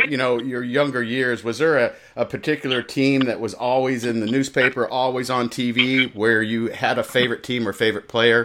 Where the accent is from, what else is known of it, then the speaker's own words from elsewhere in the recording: Indiana, United States; growing up in Indiana up until 1997